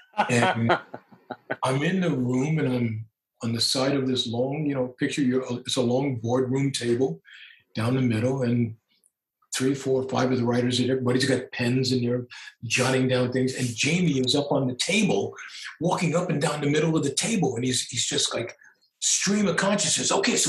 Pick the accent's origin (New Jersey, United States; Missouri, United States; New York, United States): New York, United States; Brooklyn; You know, you guys know that I'm hardcore Roman Catholic. I'm an Irish Italian kid from Brooklyn.